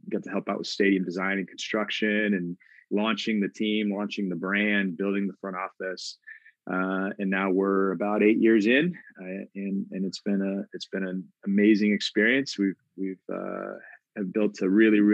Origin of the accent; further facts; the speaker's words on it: Tacoma, Washington, United States; I grew up in Tacoma, went to high school there